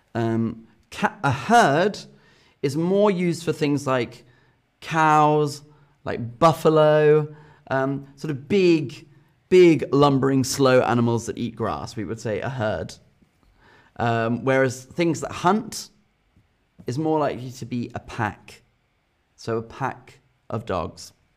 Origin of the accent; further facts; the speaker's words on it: England, United Kingdom; as an English person